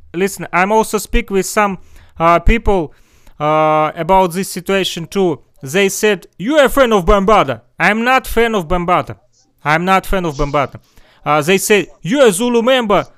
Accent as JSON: {"language": "English", "country": "Russia", "second_language": "English", "said": "I'm far from New York. I'm far from USA. I'm from Russia."}